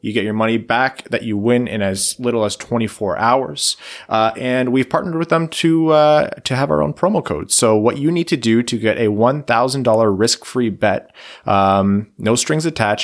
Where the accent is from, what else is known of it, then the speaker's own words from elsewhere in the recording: across the river from Detroit, Ontario, Canada; I grew up watching Detroit from across the river